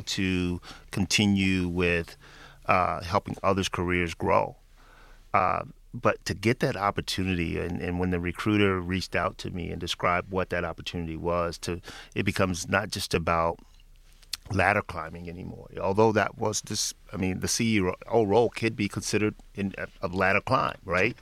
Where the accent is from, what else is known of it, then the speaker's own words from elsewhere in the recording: Memphis, Tennessee, United States; moved away; back in my hometown of Memphis, Tennessee